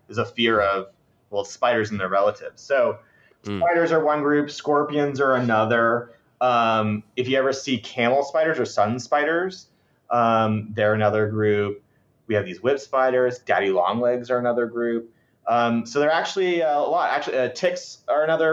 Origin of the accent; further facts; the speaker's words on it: Sebastian, Florida, United States; I'm from there